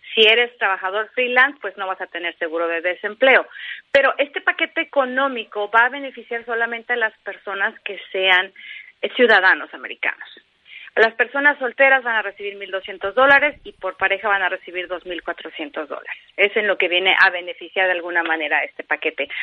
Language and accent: Spanish; Mexico; moved away as an adult; now in California, United States; como periodista, como mexicana, como persona